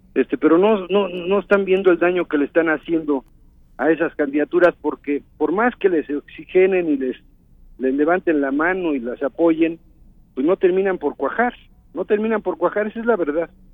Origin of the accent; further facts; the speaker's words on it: Mexico; todos somos mexicanos